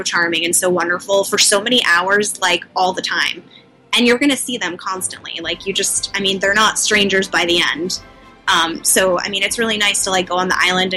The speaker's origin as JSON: {"language": "English", "region": "New York", "country": "United States", "said": "I come from New York"}